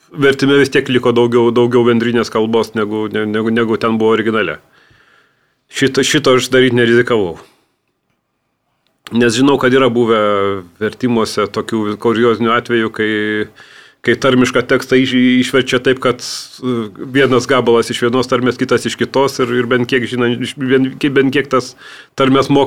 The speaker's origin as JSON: {"language": "Lithuanian", "town": "Vilnius", "region": "Vilnius County", "country": "Lithuania", "also_born_or_lived": "Samogitia", "said": "Aš Vilnietis, aš tos tarmės nelabai turiu, kažkiek, tos, iš, kažkiek turiu žemaitiško iš vaikystės"}